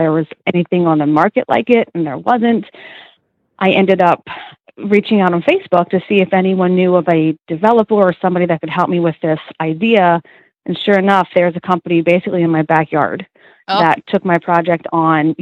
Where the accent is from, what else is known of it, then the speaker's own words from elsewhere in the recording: Zionsville, Pennsylvania, United States; I am from the thriving metropolis of Zionsville, Pennsylvania